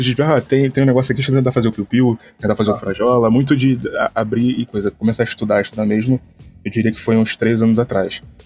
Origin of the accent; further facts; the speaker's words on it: Rio de Janeiro, Brazil; eu sou do Rio de Janeiro